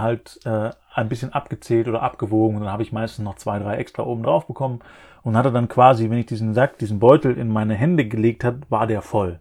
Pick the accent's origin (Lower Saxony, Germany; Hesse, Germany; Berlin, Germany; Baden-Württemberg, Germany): Baden-Württemberg, Germany; Black Forest; bei mir im Elternhaus im Schwarzwald, wo ich aufgewachsen bin